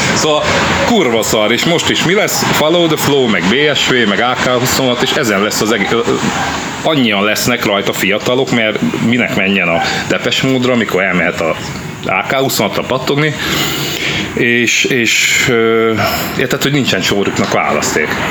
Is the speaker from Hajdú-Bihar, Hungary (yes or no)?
yes; Debrecen, Hajdú-Bihar, Hungary; mi debreceniek vagyunk